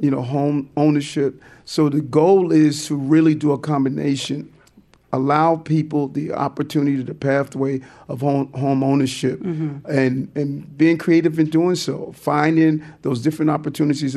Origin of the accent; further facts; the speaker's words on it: New York City, New York, United States; I grew up in Brooklyn